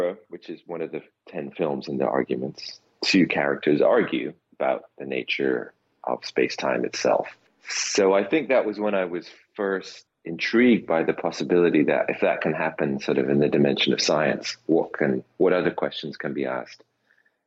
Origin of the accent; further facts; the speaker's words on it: United Kingdom; as a British person